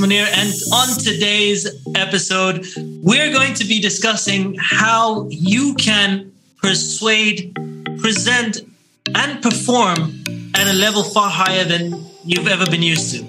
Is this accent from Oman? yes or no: yes; Oman; growing up in Oman, and we only had Oman TV